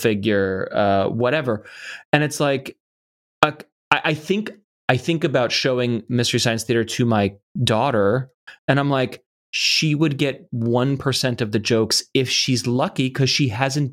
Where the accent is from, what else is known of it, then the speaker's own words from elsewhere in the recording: United States; speak English and grow up in the United States